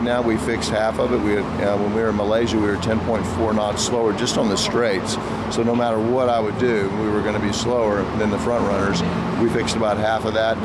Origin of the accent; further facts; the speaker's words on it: Texas, United States; I was born in Texas